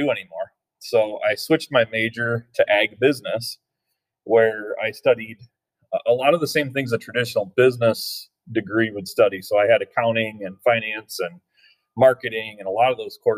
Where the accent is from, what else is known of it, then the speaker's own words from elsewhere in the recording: Vermontville, Michigan, United States; I grew up in Vermontville